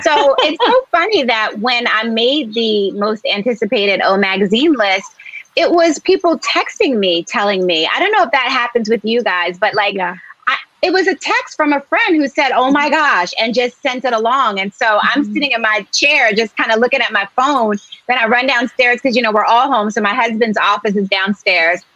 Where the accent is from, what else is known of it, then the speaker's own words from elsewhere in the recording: Philadelphia, Pennsylvania, United States; I grew up in Philadelphia